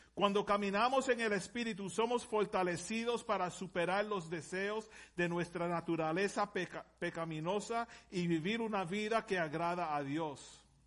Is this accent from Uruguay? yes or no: no; Puerto Rico; Yo vengo de Puerto Rico, no puedo hablar español